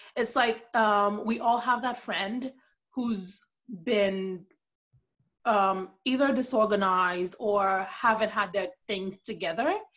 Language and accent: English; Port-au-Prince, Ouest, Haiti; moved away as an adult; now in Canada; I was born and raised in Port au Prince, Haiti. I currently live in Canada.